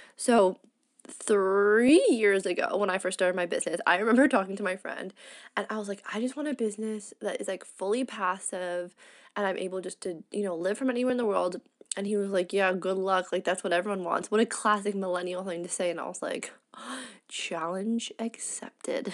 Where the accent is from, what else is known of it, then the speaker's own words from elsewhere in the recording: Canada; moved away as an adult; I'm fully integrating back into being a Canadian